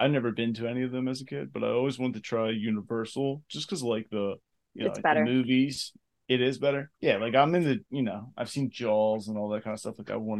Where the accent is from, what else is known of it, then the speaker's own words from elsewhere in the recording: Abington, Pennsylvania, United States; I was born in Abington Hospital.